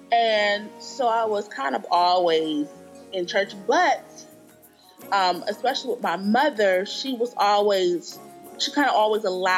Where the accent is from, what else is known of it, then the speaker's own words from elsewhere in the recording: Akron, Ohio, United States; now in Charlotte, United States; Okay, I am from Ohio, Akron, Ohio. I currently live in Charlotte, North Carolina. I've been in Charlotte since like 2004.